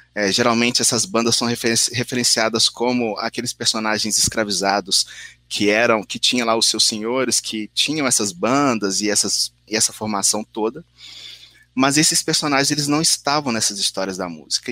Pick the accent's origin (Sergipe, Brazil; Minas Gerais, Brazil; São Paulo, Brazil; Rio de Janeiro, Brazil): Minas Gerais, Brazil; São João del-Rei; moved away; da cidade de São João del Rei, de onde eu vim.